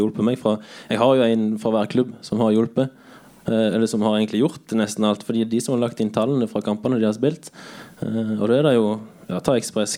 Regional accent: Bømlo, Vestland, Norway; moved away as an adult; now in Kristiansand, Norway; er fra Bømlo

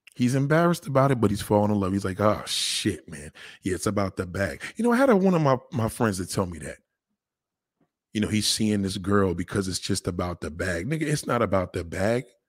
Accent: New York City, New York, United States; I'm from the Bronx

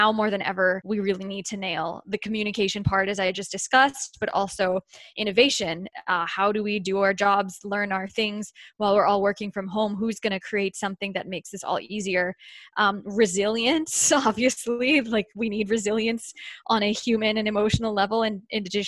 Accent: United States; as an American

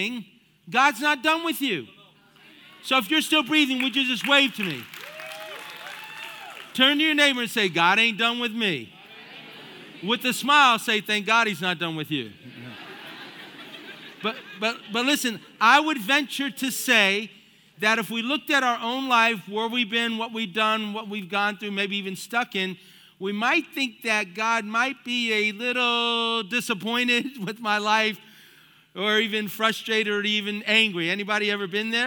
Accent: United States; also born or lived in South Florida; I was the firstborn of five, and we grew up here in the United States of America

